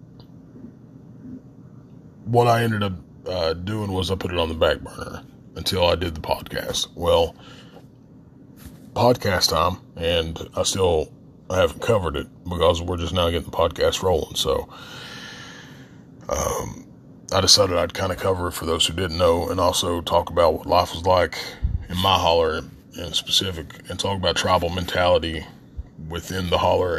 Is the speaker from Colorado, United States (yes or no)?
no; southern West Virginia, United States; accent: Appalachian; We say creek in southern West Virginia.